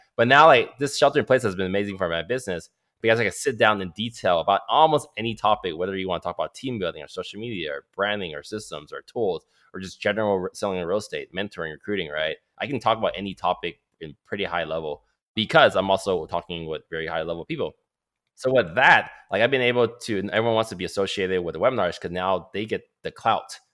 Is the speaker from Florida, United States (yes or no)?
no; Oakland, California, United States; also born or lived in Calgary, Alberta, Canada; I'm born in Calgary, Alberta, Canada, eighty-four. So I'm turning thirty-six this year, but I came over age three. Lived in, so I lived in Oakland pretty much all my life